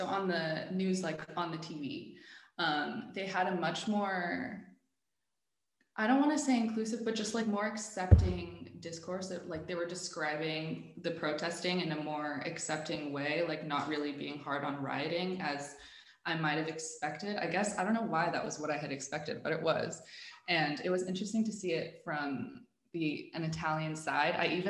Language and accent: English; Dubai, United Arab Emirates; also born or lived in Abu Dhabi; And I was born in Abu Dhabi, so I lived there for like 5 years. Then I did most of my growing up in Dubai. So a lot of my formative years were spent in a British school in Dubai.